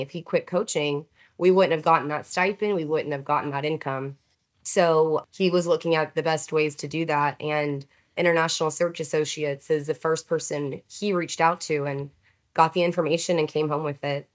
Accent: Houston, Texas, United States; I am native born Texan, and I grew up in the Houston area

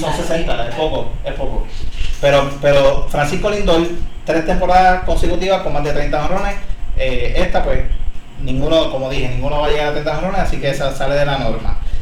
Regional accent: Puerto Rico; somos boricuas también

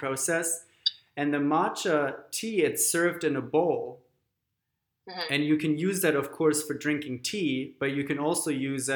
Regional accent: Germany; moved away; growing up in Germany

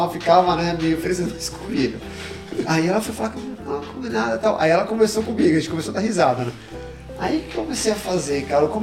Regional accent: Brazil; now in Canada; É, eu cresci no Brasil e ela cresceu aqui

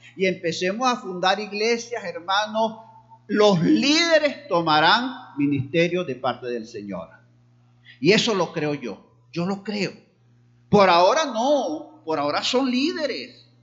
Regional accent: Barquisimeto, Lara, Venezuela; now in Táchira, Venezuela; allá en Barquisimeto, donde yo nací. Luego estuve aquí en el Táchira

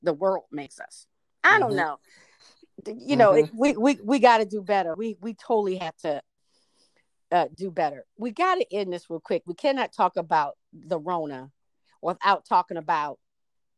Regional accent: Texas, United States; also born or lived in Arlington, Virginia; my family's from Mexico, from Texas

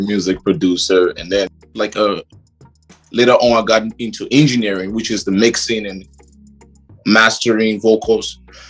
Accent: Liberia; moved away; also born or lived in Kenya / Malawi; I come from a family of six children, and I'm from Liberia, but I've lived pretty much all over Africa. I lived in East Africa, and I lived in southern, down in Malawi, and I lived in Kenya

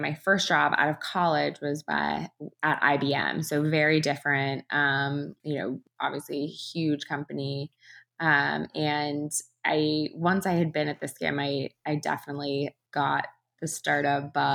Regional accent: California, United States; now in New York, United States; I am from California

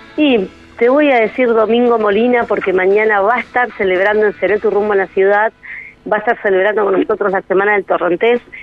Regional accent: Argentina; al norte de nuestro país

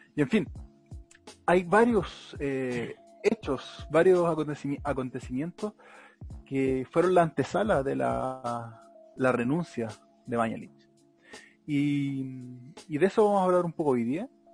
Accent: Melipilla, Santiago Metropolitan Region, Chile; los que somos de Melipilla

